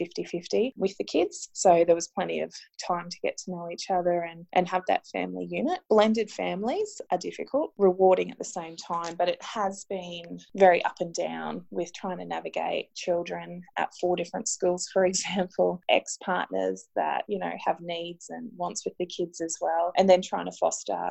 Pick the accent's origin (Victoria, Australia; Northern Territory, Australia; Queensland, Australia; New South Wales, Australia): Queensland, Australia; Brisbane; We're both from Brisbane, so both sets of grandparents are here in Brisbane as well